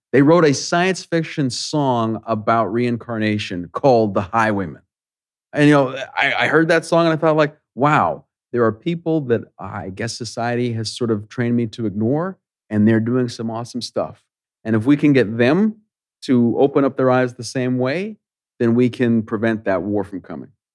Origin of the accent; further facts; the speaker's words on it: Canada; I'm a Canadian